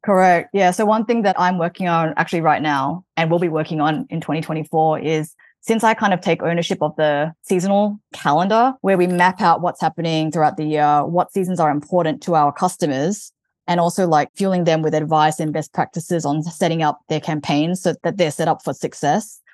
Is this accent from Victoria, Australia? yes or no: yes; Melbourne, Victoria, Australia; moved away as an adult; also born or lived in New York / Hawaii; now in Los Angeles, United States; I'm originally from Melbourne, Australia, but I moved to the U S in two thousand and thirteen